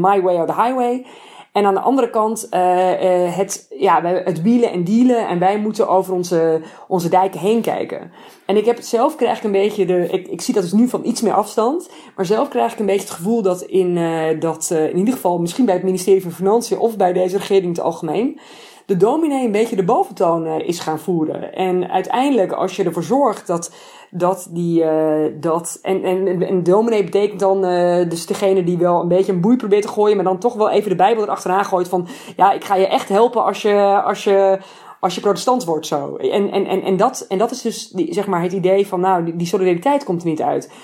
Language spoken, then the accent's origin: Dutch; Netherlands; now in Italy; als een Nederlander